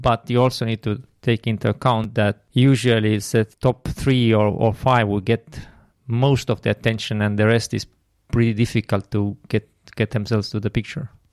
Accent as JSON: {"language": "English", "town": "Tartu", "region": "Tartu County", "country": "Estonia", "tie": "born or raised there", "said": "I'm from Estonia, um, based in Tartu. Have lived all, all my life in, in Tartu"}